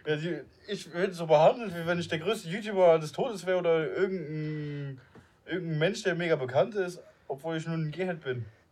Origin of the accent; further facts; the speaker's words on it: Luxembourg; first language Luxembourgish; German is a second language; now in Germany; ich bin ja Luxemburger, ich, ich wohne jetzt in Deutschland